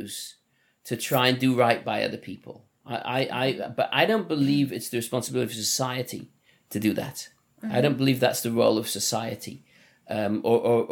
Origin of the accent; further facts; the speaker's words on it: Liverpool, North West England, United Kingdom; accent: Liverpool; moved away; my Liverpool accent